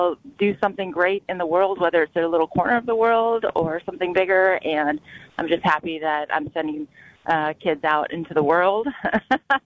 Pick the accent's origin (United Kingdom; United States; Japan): United States; Wisconsin; I said, Wisconsin.